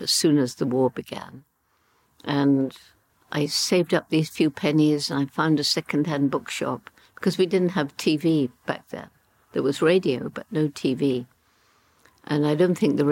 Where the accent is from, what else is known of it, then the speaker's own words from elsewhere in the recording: Bournemouth, South West England, United Kingdom; also born or lived in London / Le Touquet; went to my mother's mother, my grandmother, in Bournemouth. That's where I grew up